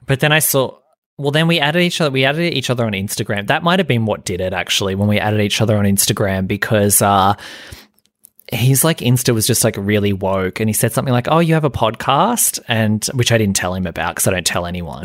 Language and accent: English; Australia; being Australian